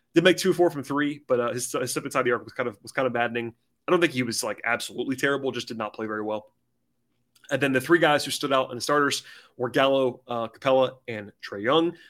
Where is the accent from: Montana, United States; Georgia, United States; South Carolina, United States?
Georgia, United States; growing up in Georgia, as I did